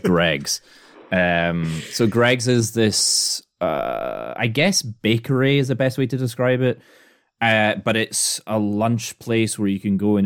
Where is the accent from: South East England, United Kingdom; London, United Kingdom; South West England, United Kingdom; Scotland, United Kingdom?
Scotland, United Kingdom; now in United States; I'm Scottish.